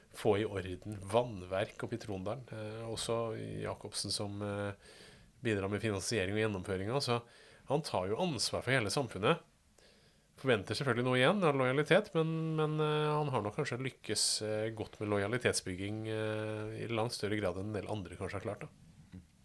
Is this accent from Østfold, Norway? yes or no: yes; Fredrikstad, Østfold, Norway; selv om jeg er fra Kråkerøy